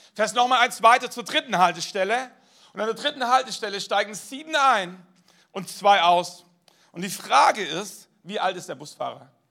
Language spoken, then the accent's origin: German; Baden-Württemberg, Germany; bin in Baden-Württemberg aufgewachsen